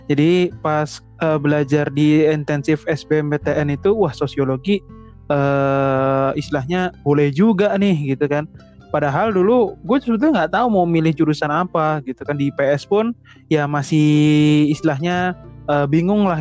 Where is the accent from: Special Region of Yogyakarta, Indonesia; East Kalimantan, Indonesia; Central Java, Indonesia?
Special Region of Yogyakarta, Indonesia; Yogyakarta; karena gue juga dari Jogja gitu kan ngelihat kampus biru tuh